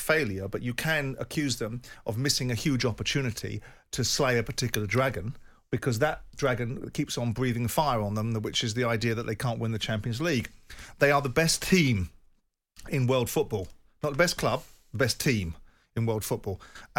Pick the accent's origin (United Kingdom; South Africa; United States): United Kingdom; South of England; I'm a Southerner. My vested interest is in the South of England.